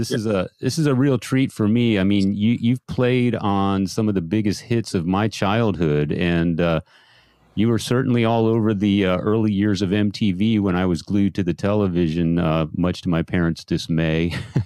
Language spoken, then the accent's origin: English; San Antonio, Texas, United States; I'm originally from San Antonio. That I was born and raised there.